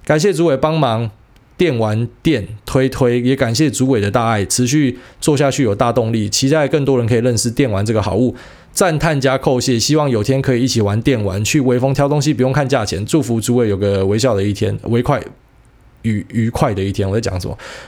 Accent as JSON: {"language": "Chinese", "country": "Taiwan", "tie": "born or raised there", "said": "我们生下来我们就在台湾长大的，我们当然觉得他妈的我们就是台派啊，我们就台湾人啊。"}